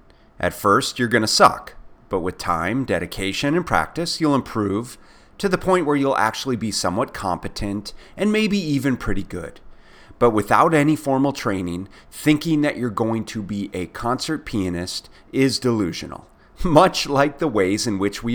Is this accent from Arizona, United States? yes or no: no; Minneapolis, Minnesota, United States; I was growing up in Minneapolis